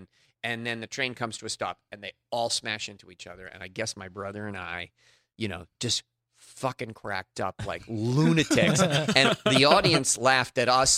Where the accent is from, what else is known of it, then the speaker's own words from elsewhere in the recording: Cambridge, Massachusetts, United States; Cambridge, Massachusetts.